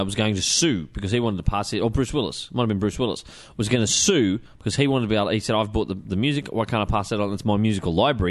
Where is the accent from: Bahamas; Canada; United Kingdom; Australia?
United Kingdom; Scotland; I'm a Scotsman